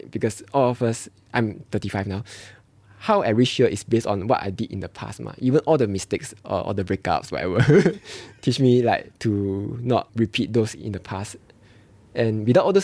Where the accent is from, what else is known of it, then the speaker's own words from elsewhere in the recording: Singapore; I felt that eh, okay, as a Singaporean, they wouldn't pawn themselves, right?